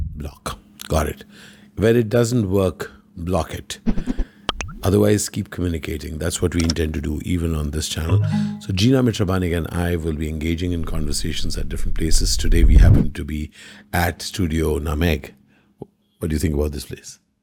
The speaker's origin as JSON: {"language": "English", "region": "Kerala", "country": "India", "said": "we are from Kerala"}